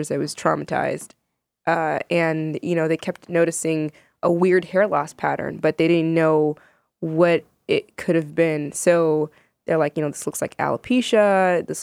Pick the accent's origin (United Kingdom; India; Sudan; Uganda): Sudan; now in United States; I am Sudanese American writer uh, and media personality.